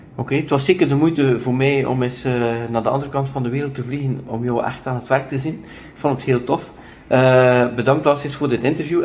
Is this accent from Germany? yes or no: no; Ostend, Flanders, Belgium; Ik ben van Oostende, dat is dan 80.000 inwoners.